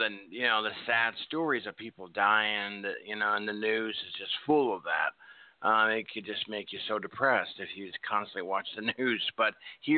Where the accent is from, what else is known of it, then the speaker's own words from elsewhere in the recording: Nebraska, United States; I grew up in Nebraska